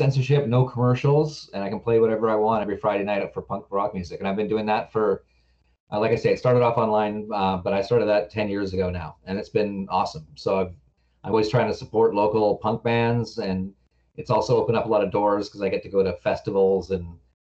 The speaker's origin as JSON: {"language": "English", "town": "Victoria", "region": "British Columbia", "country": "Canada", "tie": "born or raised there", "also_born_or_lived": "Vancouver", "said": "I was born in Victoria, raised here, lived here till I was about 23 or something"}